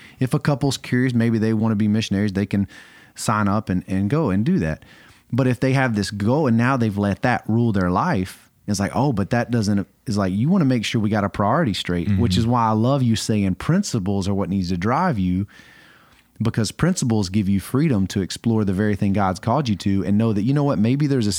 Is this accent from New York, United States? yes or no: no; just outside of Atlanta, Georgia, United States; also born or lived in Arkadelphia, Arkansas; I'm from Georgia, just outside of Atlanta